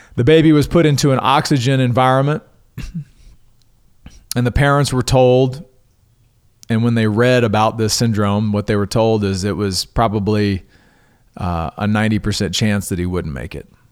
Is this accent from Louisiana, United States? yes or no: yes; Coushatta, Louisiana, United States; my hometown of Cashata, Louisiana